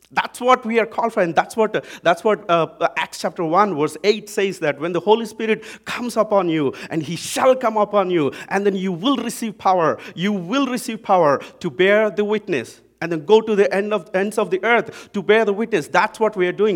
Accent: India; accent: Indian English; now in Vancouver, Canada; I'm from India

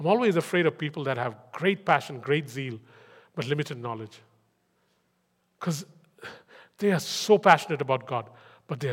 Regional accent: India; English is a second language; moved away

